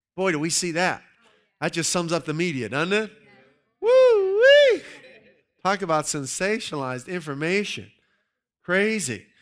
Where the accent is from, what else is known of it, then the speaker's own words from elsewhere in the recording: Pittsburgh, Pennsylvania, United States; I grew up in the Pittsburgh area